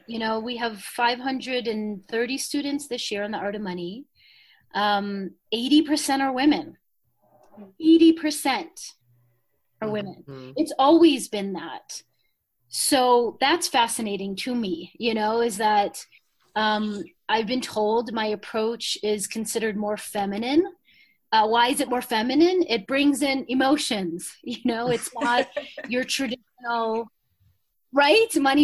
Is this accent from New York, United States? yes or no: no; Chicago, Illinois, United States; moved away; I grew up in Chicago, middle class